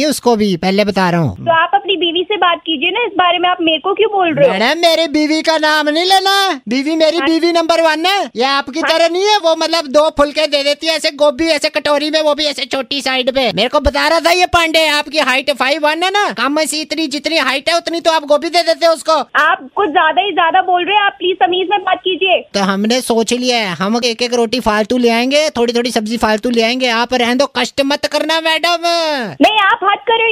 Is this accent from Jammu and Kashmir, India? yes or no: yes; Jammu, Jammu and Kashmir, India; मैं ना इधर यहीं पे जम्मू का ही रहने वाला हूँ